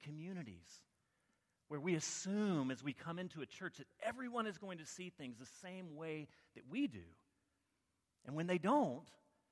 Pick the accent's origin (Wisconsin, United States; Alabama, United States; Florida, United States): Alabama, United States; I grew up in Alabama